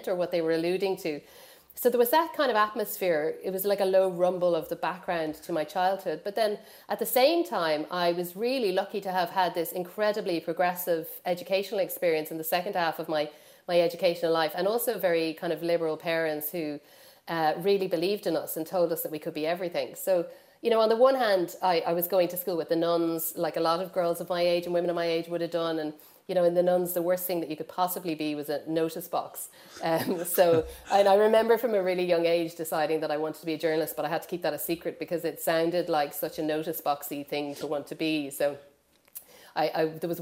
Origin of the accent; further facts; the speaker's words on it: Ireland; growing up in Ireland, so I was born in 1975